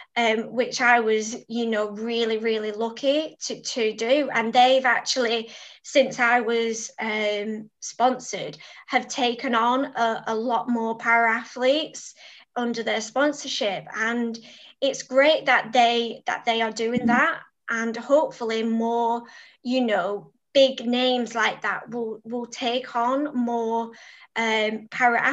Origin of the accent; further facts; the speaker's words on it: Preston, North West England, United Kingdom; the support I got from Preston